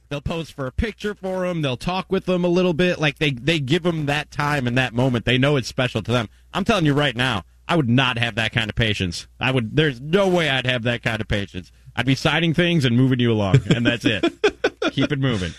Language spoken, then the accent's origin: English; Chicago, Illinois, United States; I grew up in Chicago watching those two guys